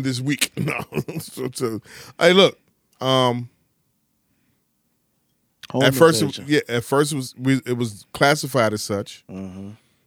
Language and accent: English; Chicago, Illinois, United States; I'm from Chicago, one of the most niggerish cities ever